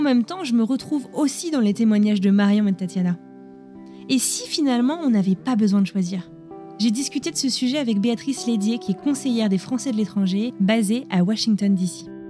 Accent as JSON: {"language": "French", "country": "France", "moved": "yes", "lives_now": "United States", "said": "je suis française et américaine mariée à un Américain"}